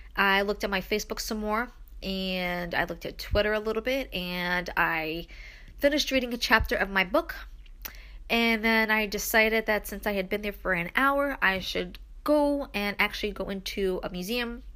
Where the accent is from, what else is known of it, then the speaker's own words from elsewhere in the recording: New York City, New York, United States; I am from Brooklyn